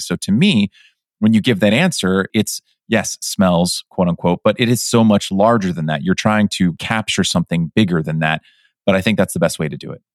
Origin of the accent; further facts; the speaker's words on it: Pleasanton, California, United States; my hometown of Pleasanton